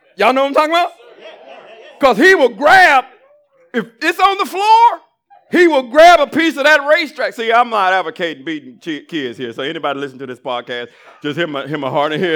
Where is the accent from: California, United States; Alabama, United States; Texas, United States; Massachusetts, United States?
Alabama, United States; I grew up in Alabama